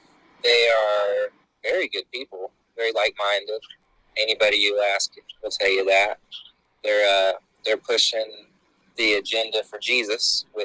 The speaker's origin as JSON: {"language": "English", "region": "Florida", "country": "United States", "tie": "born or raised there", "also_born_or_lived": "South Carolina / North Carolina", "said": "I was born in Florida, but my dad, we moved around for his work growing up, and I spent some years at the border because that was where we were at the time. But I've been from you know, different parts of Florida up to South Carolina"}